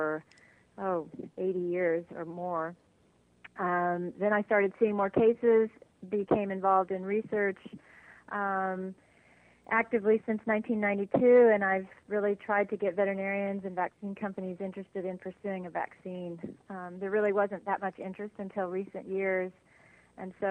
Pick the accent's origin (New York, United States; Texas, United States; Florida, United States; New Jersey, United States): Texas, United States; moved away as an adult; now in California, United States; I grew up in Texas, graduated from Texas A&M University